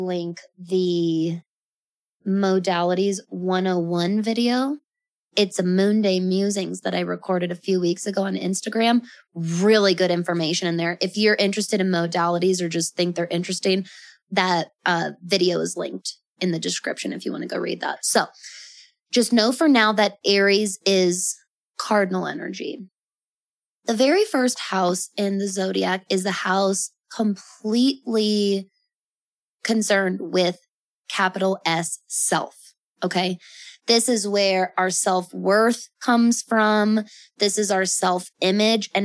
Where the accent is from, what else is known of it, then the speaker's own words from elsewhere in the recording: Colorado, United States; I was born on October 30th, in Colorado